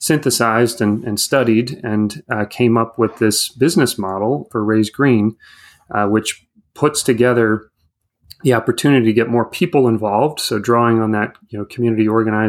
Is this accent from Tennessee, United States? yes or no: no; California, United States; moved away as an adult; now in Washington, D.C., United States; I grew up out in California